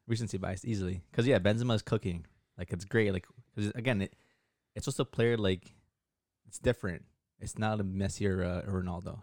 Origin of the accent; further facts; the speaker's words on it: Canada; back home in Canada